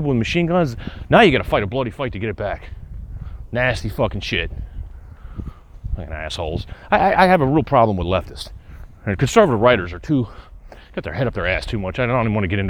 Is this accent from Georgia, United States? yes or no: yes; Atlanta, Georgia, United States; moved away as an adult; also born or lived in Vermont; now in upstate New York, United States; Atlanta, my hometown